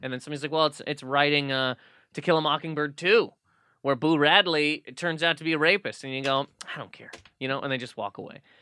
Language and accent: English; Nova Scotia, Canada; moved away; also born or lived in Toronto; growing up in Nova Scotia